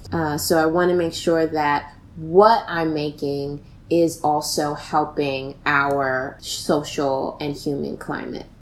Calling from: New York City, New York, United States; I am calling from the Bronx, New York

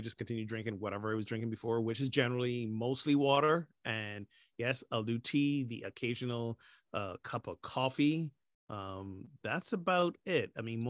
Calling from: Washington, District of Columbia, United States; Tuning in from the old stomping grounds of Washington, D.C.

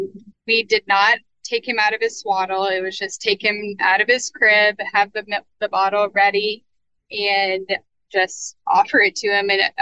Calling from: New Orleans, Louisiana, United States; I am in New Orleans, Louisiana.

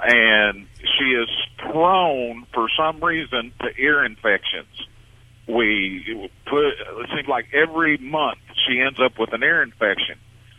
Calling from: Texas, United States; I'm in South Texas right now rolling down the highway.

